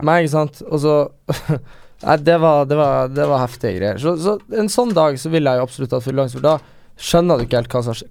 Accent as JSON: {"language": "Norwegian", "region": "Northern Norway", "country": "Norway", "moved": "yes", "said": "der vi er fra"}